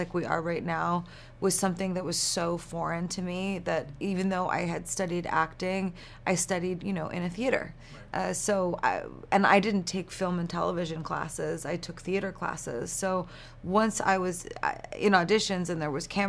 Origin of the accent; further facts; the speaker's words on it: New York, United States; I'm from New York